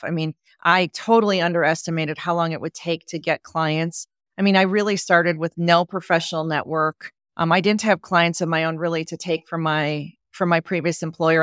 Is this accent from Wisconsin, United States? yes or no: yes; Wisconsin, United States; I grew up in Wisconsin